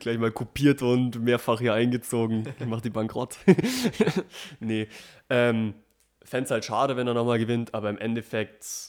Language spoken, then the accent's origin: German; Germany; bei uns in Deutschland